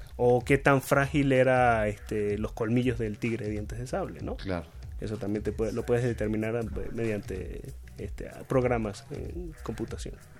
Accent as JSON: {"language": "Spanish", "country": "Venezuela", "moved": "yes", "lives_now": "Mexico", "said": "en mi tierra, en, Venezuela"}